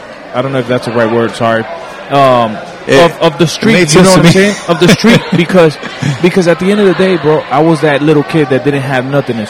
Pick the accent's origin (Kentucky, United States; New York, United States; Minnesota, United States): New York, United States; now in Kansas City, United States; I'm from New York.